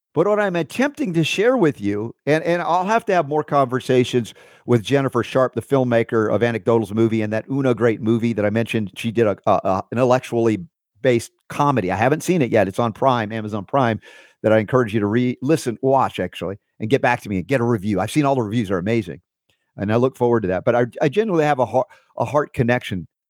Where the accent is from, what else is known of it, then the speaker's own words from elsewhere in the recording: the South, United States; I grew up i, in a, in a Jewish family in the South